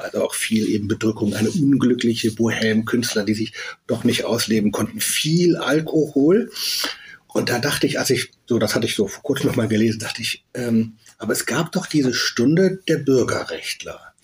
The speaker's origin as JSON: {"language": "German", "region": "West Germany", "country": "Germany", "tie": "born or raised there", "also_born_or_lived": "Berlin", "said": "selber äh, in Westdeutschland geboren, aufgewachsen"}